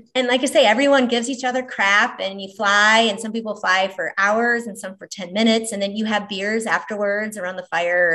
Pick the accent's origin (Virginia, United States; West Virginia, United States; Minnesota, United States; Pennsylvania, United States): Minnesota, United States; Minneapolis; moved away as an adult; also born or lived in Omaha, Nebraska; now in Valley, Nebraska, United States; originally Minneapolis, Minnesota, now Omaha, Nebraska, Valley, Nebraska for the last 25 something years